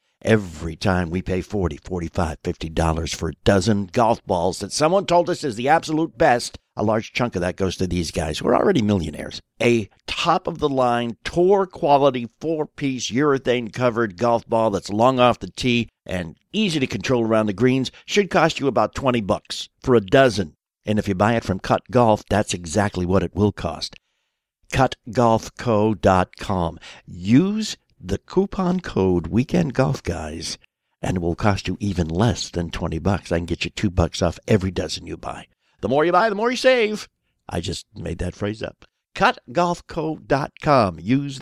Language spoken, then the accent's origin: English; New England, United States; I grew up in New England, man. There was a Dunkin' Donuts like every 57 feet. And then I moved south and it was Krispy Kreme land.